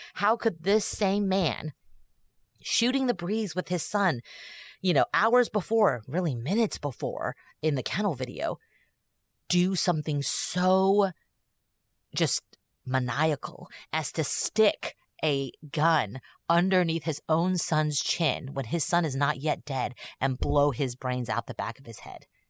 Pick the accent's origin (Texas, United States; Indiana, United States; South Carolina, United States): Texas, United States; growing up in Texas